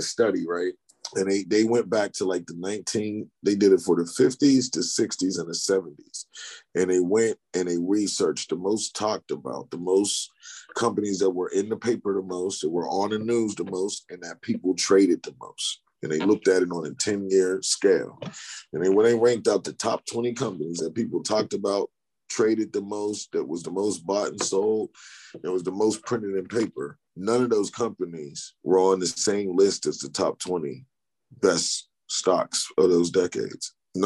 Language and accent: English; United States; Because we're American